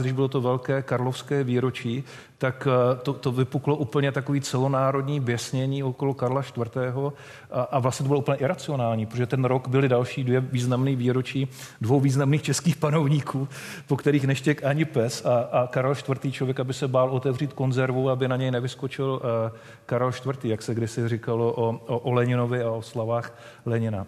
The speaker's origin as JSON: {"language": "Czech", "country": "Czechia", "said": "My jako Češi máme takovou zvláštní povahu"}